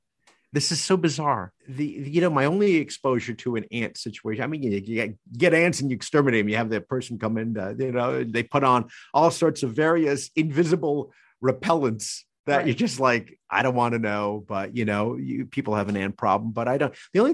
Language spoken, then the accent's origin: English; New Jersey, United States; It's just not my thing. I grew up in Jersey.